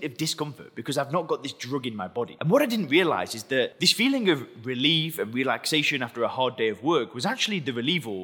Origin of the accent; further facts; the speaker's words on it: England, United Kingdom; I'm English